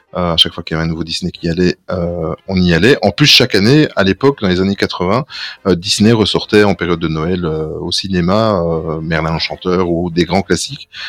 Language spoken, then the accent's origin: French; Belgium; nous sommes belges